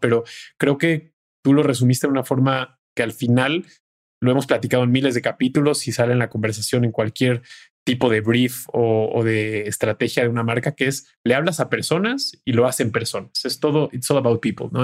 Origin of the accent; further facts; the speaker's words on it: Mexico; como mexicanos, el humor es uno de los mejores, digamos que eh, válvulas de escape que tenemos